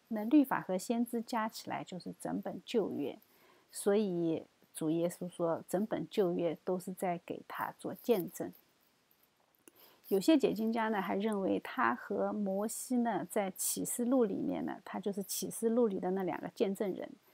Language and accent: Chinese; China; 我们中国人